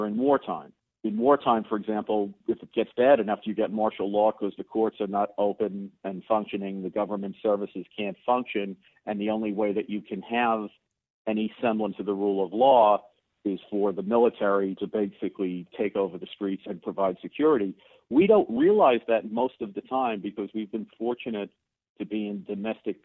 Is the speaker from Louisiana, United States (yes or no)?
no; New York City, New York, United States; I grew up in the Bronx in the 60s and 70s